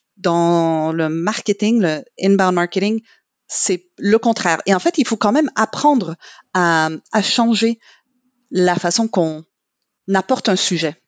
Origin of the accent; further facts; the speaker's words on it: Quebec, Canada; first language English; French is a second language; moved away; je suis québécoise